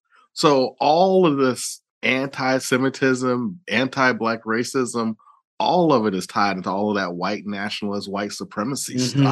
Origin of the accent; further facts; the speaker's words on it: the South, United States; I grew up in the South, as you know, and to my knowledge, there wasn't any Jewish people around.